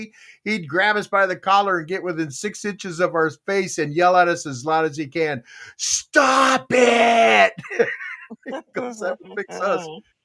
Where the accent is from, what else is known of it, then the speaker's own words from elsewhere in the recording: Texas, United States; also born or lived in Korea; You know, I'm Korean. I'm born in Korea. I was raised in Texas.